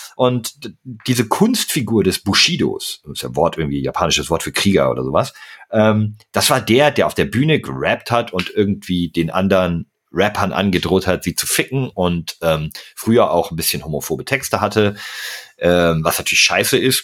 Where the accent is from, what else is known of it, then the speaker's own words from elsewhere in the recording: Berlin, Germany; Ich bin ja eigentlich auch gebürtiger Berliner